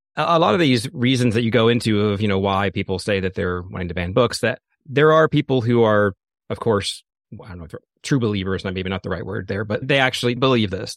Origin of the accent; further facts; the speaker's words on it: the South, United States; I grew up in the South